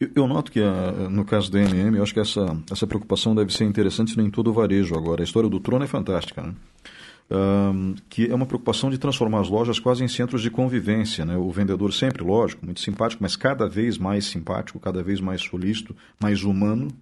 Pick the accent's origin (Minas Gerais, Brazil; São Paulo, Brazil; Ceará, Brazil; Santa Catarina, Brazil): Santa Catarina, Brazil; Blumenau; now in Ponta Grossa, Brazil; Eu, quando era adolescente em Blumenau